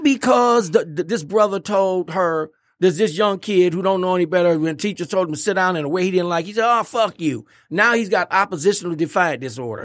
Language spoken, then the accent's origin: English; Pontiac, Michigan, United States; I went to Pontiac Central High School